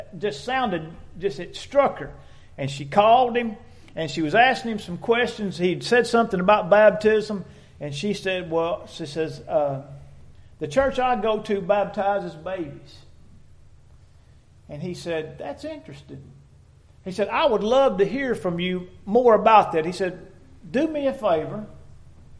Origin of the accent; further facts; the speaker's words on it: Dexter, Missouri, United States; growing up in Dexter, Missouri